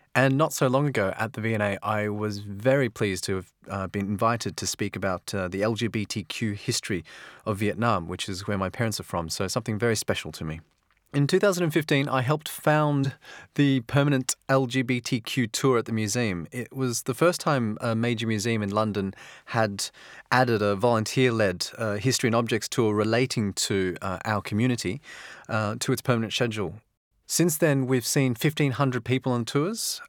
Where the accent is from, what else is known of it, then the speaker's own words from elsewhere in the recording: Australia; moved away; as an Australian